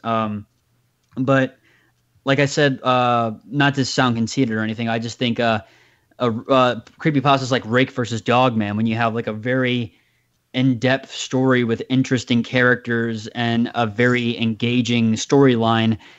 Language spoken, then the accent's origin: English; United States; as an American citizen